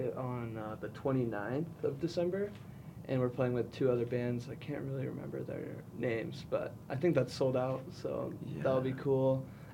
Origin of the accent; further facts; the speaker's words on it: Newport Beach, California, United States; We grew up in Newport Beach, California, so we kind of have some influence from like surfing, just like the surf culture down there.